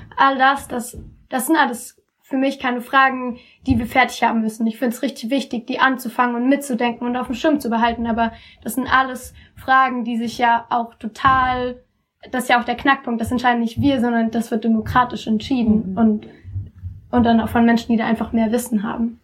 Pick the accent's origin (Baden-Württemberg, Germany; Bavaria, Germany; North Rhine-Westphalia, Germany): North Rhine-Westphalia, Germany; Cologne; wir kommen aus Köln, also so die Dörfer sind direkt bei uns um die Ecke